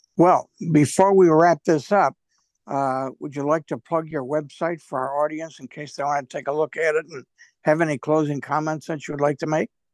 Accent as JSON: {"language": "English", "town": "Rochester", "region": "New York", "country": "United States", "tie": "born or raised there", "said": "growing up in Rochester"}